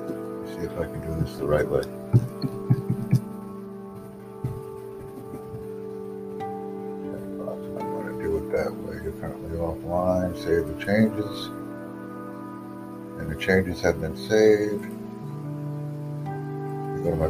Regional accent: United States; I'm from the United States

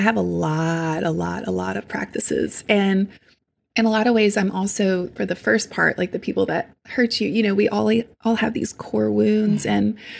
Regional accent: Deep South, United States; I also, again, growing up in the Deep South, family members, all, you know, there's people in my family that I love

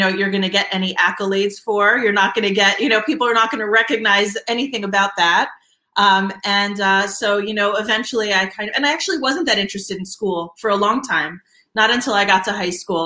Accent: Alexandria, Virginia, United States; I am actually from Alexandria, Virginia.

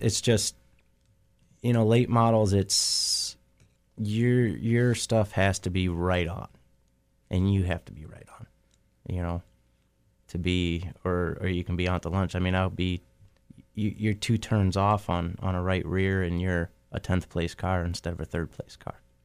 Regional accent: Oakshade, Ohio, United States; Oak Shade's the, you know, my hometown track

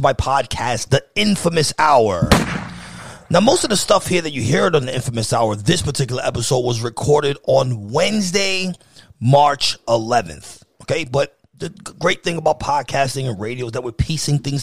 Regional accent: New York, United States; moved away as an adult; now in Pennsylvania, United States; I actually live in Pennsylvania, but I'm from New York

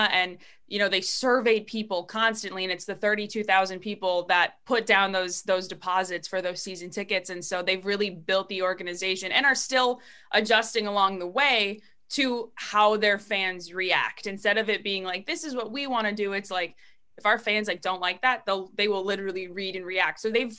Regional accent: St. Cloud, Minnesota, United States; So I'm from St. Cloud, Minnesota, originally, born and raised there, and I went to college there.

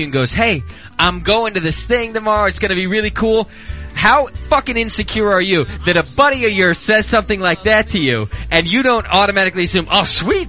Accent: Whittier, California, United States; And I was growing up in Whittier.

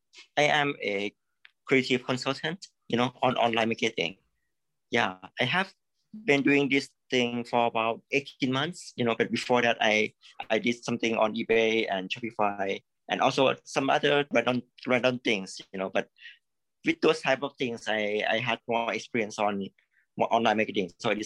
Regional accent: Thailand; Actually, I'm from Thailand.

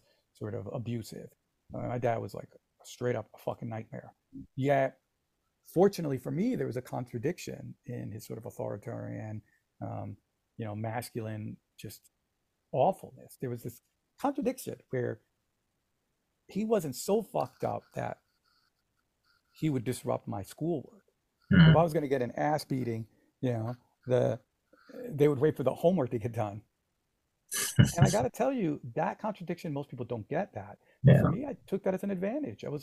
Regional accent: Santo Domingo, Dominican Republic, grew up in New Jersey, United States; I came from the Dominican Republic, from Santo Domingo

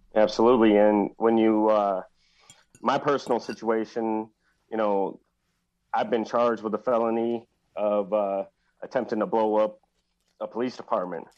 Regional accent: Milwaukee, Wisconsin, United States; also born or lived in small farm community; growing up in Milwaukee, you would know when you walk down the streets of Milwaukee to be on the defensive

